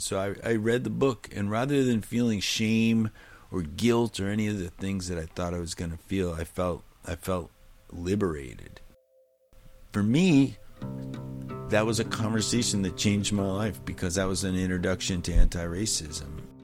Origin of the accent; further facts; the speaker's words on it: New Hampshire, United States; I'm from New Hampshire